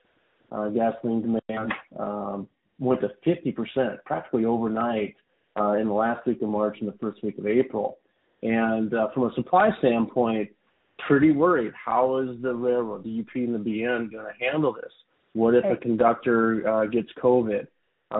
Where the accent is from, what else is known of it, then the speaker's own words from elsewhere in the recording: Iowa, United States; moved away as an adult; also born or lived in Minneapolis; now in California, United States; I grew up in Iowa, so I'm a bit of an import to California